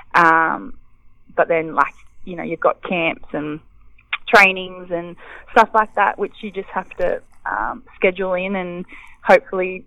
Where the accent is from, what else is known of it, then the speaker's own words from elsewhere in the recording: Bega, New South Wales, Australia; I grew up in Bega